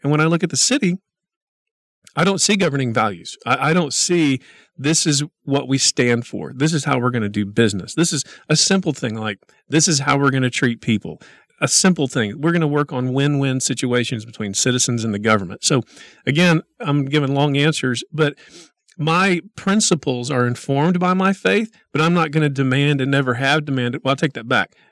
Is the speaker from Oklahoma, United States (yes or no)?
yes; Oklahoma, United States; moved away as an adult; now in Midland, United States; born and raised in Oklahoma